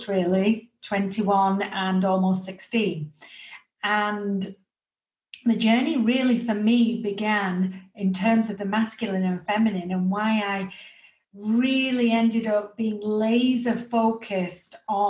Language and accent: English; England, United Kingdom; as you can tell by my accent, I'm from England.